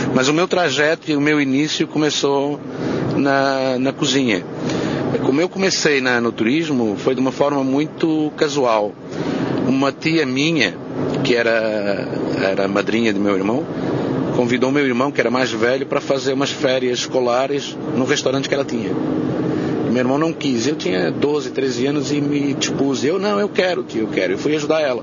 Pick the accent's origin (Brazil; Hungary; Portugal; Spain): Portugal; Montemor-o-Novo, Alentejo; Montemor Novo, que é a minha terra natal